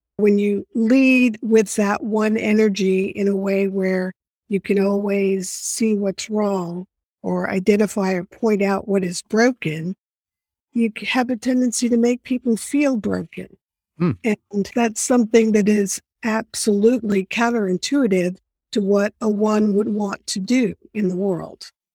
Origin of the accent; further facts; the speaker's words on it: New York City, New York, United States; I was born and raised in New York City